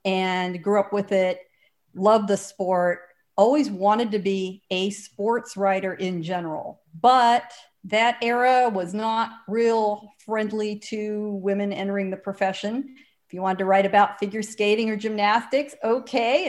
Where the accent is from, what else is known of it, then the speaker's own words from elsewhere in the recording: San Diego, California, United States; I grew up in San Diego, right hard up against the Mexican border